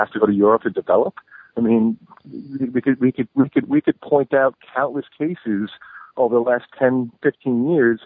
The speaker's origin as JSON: {"language": "English", "region": "New York", "country": "United States", "tie": "born or raised there", "said": "my hometown"}